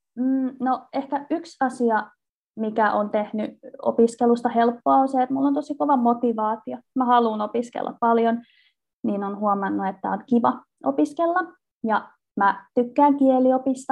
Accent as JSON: {"language": "Finnish", "town": "Vantaa", "region": "Uusimaa", "country": "Finland", "also_born_or_lived": "Turku / Oulu", "moved": "yes", "said": "mä olen kotoisin Vantaalta"}